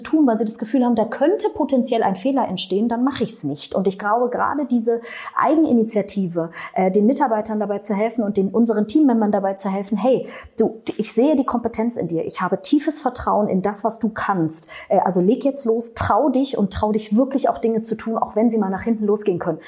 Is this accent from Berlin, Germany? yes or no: yes; Berlin, Germany; ich komme aus Berlin